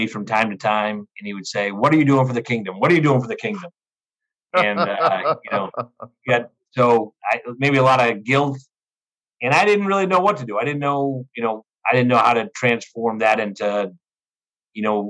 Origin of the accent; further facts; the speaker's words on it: Danvers, Massachusetts, United States; moved away as an adult; also born or lived in Milwaukee, Wisconsin / Marshall Islands / Haiti; now in Chicago, United States; I grew up in the Boston area, and I was there through high school